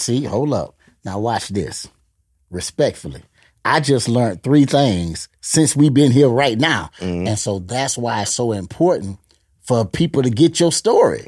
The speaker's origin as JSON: {"language": "English", "town": "Gainesville", "region": "Florida", "country": "United States", "moved": "yes", "lives_now": "Tampa, United States", "said": "I'm originally from Gainesville"}